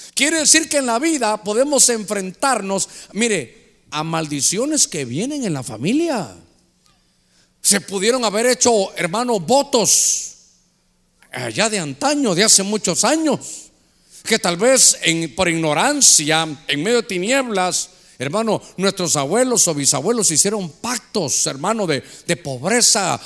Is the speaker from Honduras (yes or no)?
yes; Honduras